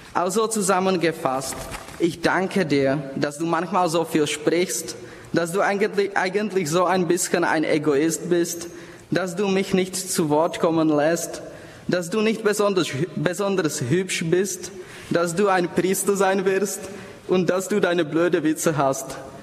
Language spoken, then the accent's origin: German; Prague, Czechia; accent: Bohemian; German is a second language; moved away as an adult; Ich komme aus Prag in Tschechien. Daher Entschuldigung für mein bämisches Akzent